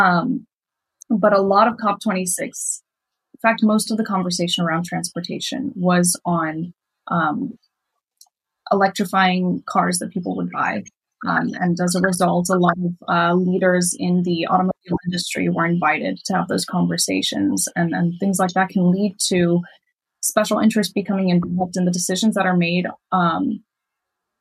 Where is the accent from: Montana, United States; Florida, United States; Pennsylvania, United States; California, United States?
Florida, United States; Miami; I grew up in Miami